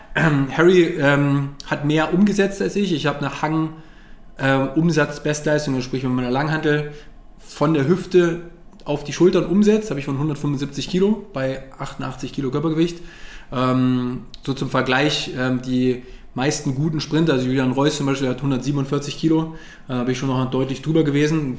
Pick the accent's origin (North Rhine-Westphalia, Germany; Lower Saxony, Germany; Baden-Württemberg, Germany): Lower Saxony, Germany; Wolfsburg; ich komme ja eigentlich aus Wolfsburg